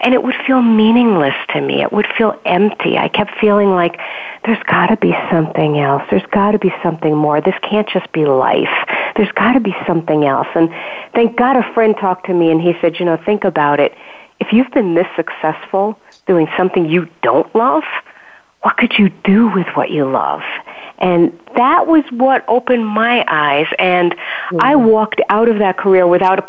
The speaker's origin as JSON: {"language": "English", "town": "New York City", "region": "New York", "country": "United States", "tie": "born or raised there"}